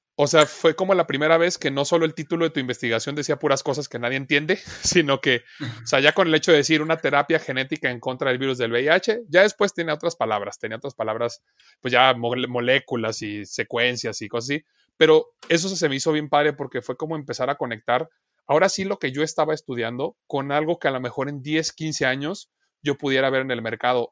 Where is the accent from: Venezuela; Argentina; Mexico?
Mexico; Guadalajara, Jalisco; moved away as an adult; now in Chihuahua, Mexico; yo no soy de Chihuahua, yo soy de Guadalajara, Jalisco, yo nací allá, este, estudié allá toda mi carrera